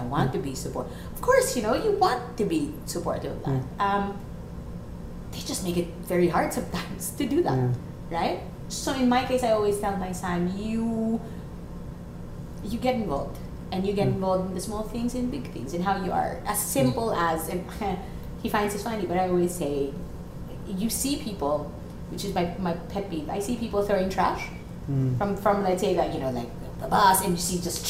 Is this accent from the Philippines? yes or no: yes; Philippines; I'm Filipino